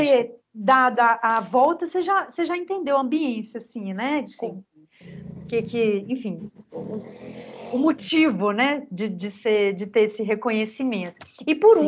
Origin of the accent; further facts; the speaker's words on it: Belo Horizonte, Minas Gerais, Brazil; eu que nasci aqui em Belo Horizonte